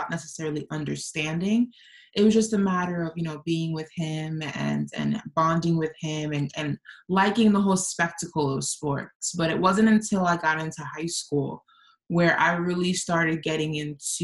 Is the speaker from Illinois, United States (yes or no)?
no; New York, United States; accent: New York; I grew up in New York